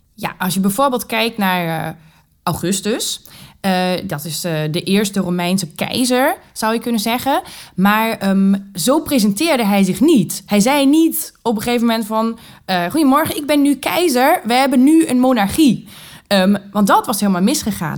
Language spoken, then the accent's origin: Dutch; Germany; Dutch is a second language; moved away as an adult; also born or lived in England / United States; now in Groningen, Netherlands; ik niet uit Nederland kom. Ik ben Duitse.